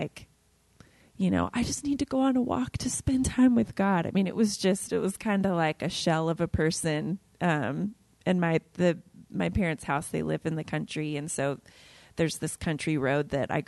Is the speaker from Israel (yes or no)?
no; Ohio, United States; moved away as an adult; now in Dallas, United States; my small hometown in Ohio